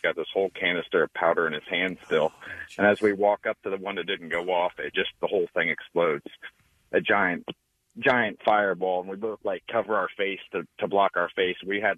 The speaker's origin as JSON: {"language": "English", "region": "Midwest", "country": "United States", "tie": "born or raised there", "moved": "yes", "said": "So I was probably about 11 years old, and I grew up in the Midwest."}